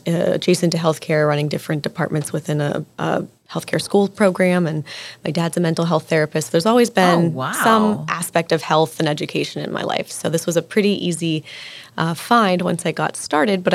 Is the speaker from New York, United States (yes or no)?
no; Pittsburgh, Pennsylvania, United States; moved away as an adult; now in DMV area, United States; I'm from Pittsburgh, Pennsylvania originally